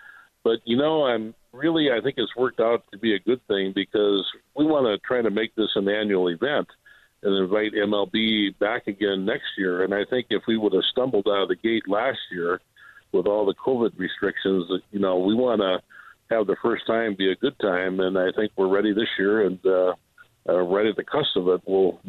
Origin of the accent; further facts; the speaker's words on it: Illinois, United States; moved away as an adult; now in Dyersville, United States; I'm not a native. I'm from Illinois originally. And we moved here in 1995